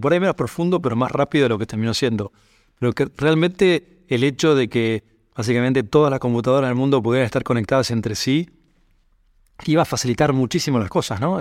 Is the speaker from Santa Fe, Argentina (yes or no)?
no; San Isidro, Buenos Aires Province, Argentina; Soy de, Buenos Aires, eh, vivía en la zona norte de Buenos Aires, en un lugar que se llama San Isidro. Fui allí al colegio.